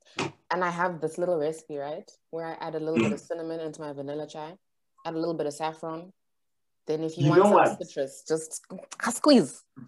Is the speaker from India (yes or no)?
no; Zimbabwe; moved away as an adult; I'm from Zimbabwe, born and raised. Been where I am for 4 years